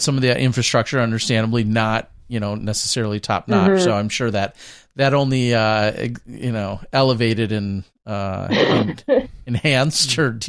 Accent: Minnesota, United States; I'm from Minnesota here.

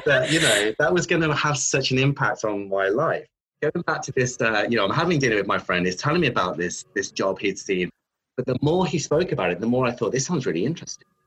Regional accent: Redditch, West Midlands, United Kingdom; I grew up in the Midlands um, in a new town called Redditch

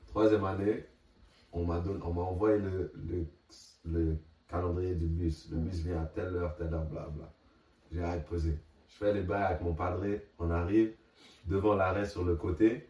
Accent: Quebec, Canada; moved away; en tant que Québécois

